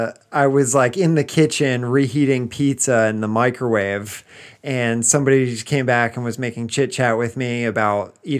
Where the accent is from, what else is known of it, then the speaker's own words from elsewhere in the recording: England, United Kingdom; I'm British from a small town in the middle of England.